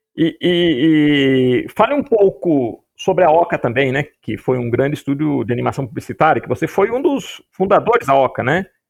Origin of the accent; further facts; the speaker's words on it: Piracicaba, São Paulo, Brazil; acabei voltando para Piracicaba, que é a cidade que eu, que eu nasci